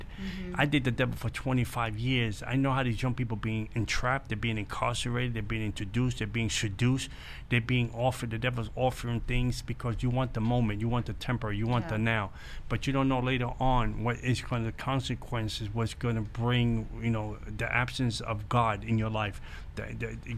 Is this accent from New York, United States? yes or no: yes; New York City, New York, United States; I grew up in the Bronx